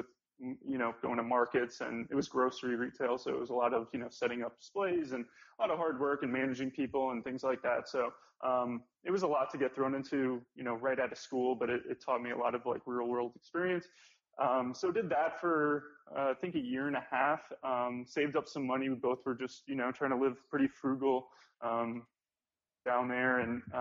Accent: South Florida, United States; I'm originally from South Florida

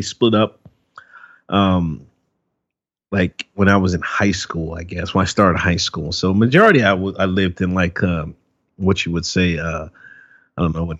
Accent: Exton, Pennsylvania, United States; I grew up in Exton, Pennsylvania. It's a little small town

